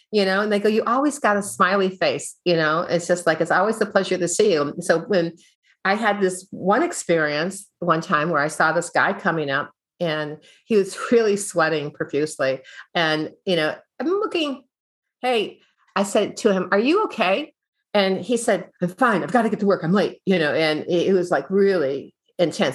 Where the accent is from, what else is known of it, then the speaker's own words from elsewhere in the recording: Midwest, United States; I grew up in the Midwest